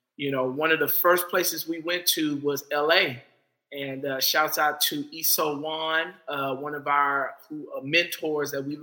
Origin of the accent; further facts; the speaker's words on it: Houston, Texas, United States; I grew up in Fifth Ward.